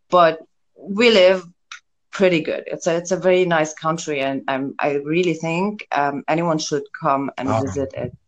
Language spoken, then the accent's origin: English; South Governorate, Lebanon; now in Beirut, Lebanon; I'm from the South, and the South, it's a bit like a closed society, more religious, whatever society. I couldn't fit in there. So I live now in the city. It's the capital city of Lebanon.